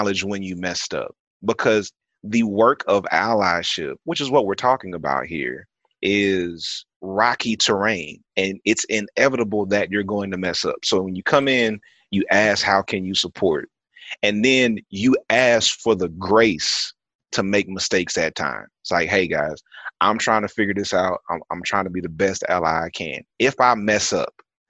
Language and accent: English; California, United States; I grew up in California